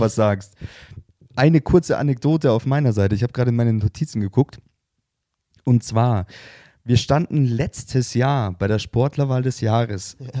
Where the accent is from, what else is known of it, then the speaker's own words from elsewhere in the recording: Bavaria, Germany; bei uns in Bayern